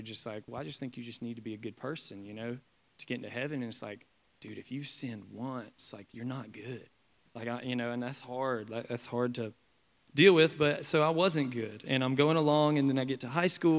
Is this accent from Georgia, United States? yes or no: yes; Perry, Georgia, United States; growing up in Perry, Georgia